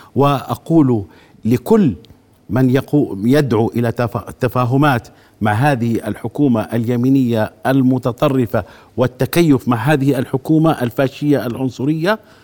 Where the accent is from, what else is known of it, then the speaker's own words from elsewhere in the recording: Jordan; فنحن كشعب أردني